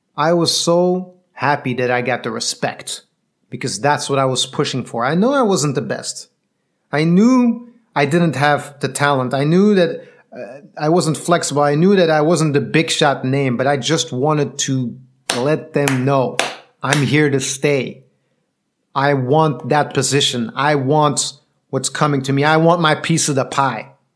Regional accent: Belgium; I'm from Belgium.

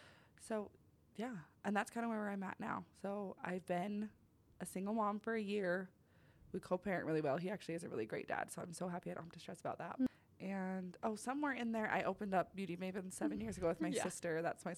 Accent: Utah, United States; also born or lived in California; I was born in California, and then I grew up in Utah.

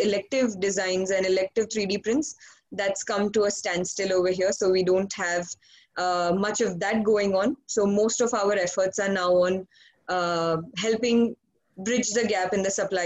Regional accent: India; I hail from India

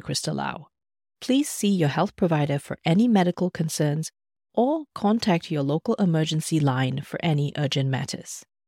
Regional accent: Malaysia; also born or lived in Australia; now in Germany; Back in my home country, Malaysia

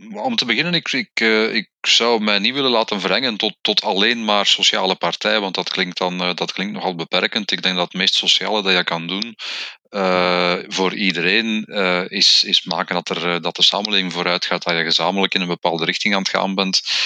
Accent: Flemish Brabant, Flanders, Belgium; ik ben een Vlaams-Brabander

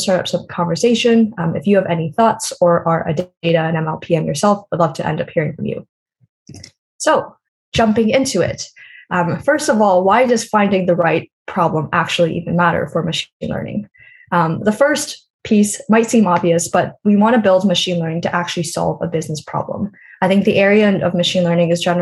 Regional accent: Canada; I am from Canada

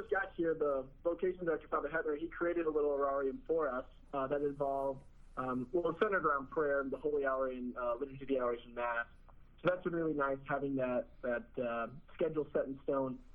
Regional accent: Bloomington, Illinois, United States; in Bloomington, Illinois. So we're both in our hometown

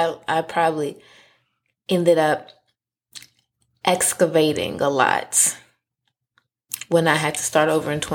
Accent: Texas, United States; moved away as an adult; now in Maryland, United States; I'm from Texas. Moved up here from Texas.

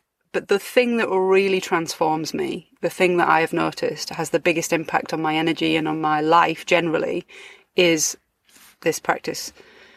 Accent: United Kingdom; moved away as an adult; now in France; my home country

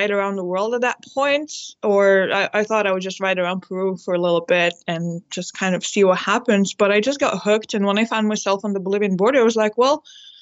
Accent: Lithuania; moved away as an adult; I'm originally from Lithuania, and I've been on the road for, gosh, like 7 years now

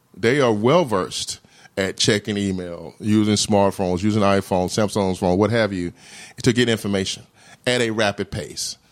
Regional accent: Mississippi, United States; moved away as an adult; also born or lived in Massachusetts; now in Rhode Island, United States; I'm from Mississippi, so I kinda knew the South

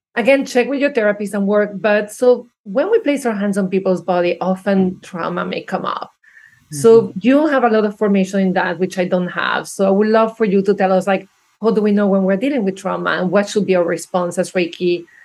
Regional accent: Venezuela; moved away; I grew up probably in Venezuela

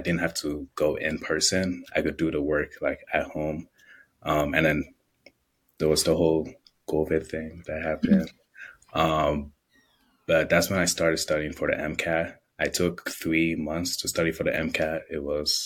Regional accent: Chicago, Illinois, United States; I grew up in Chicago.

